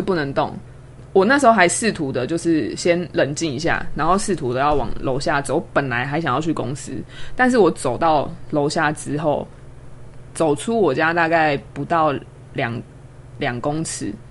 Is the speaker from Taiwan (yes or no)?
yes; Kaohsiung, Taiwan; moved away as an adult; now in Taipei, Taiwan; 因为我是高雄人，嗯。所以其实我是，等于是在台北租房子。 那我自己的家人都在高雄